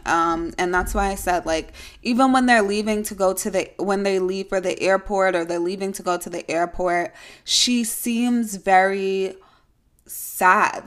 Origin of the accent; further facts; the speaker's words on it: New York, United States; I'm a New Yorker, yes, I do have to, um, identify that it is upstate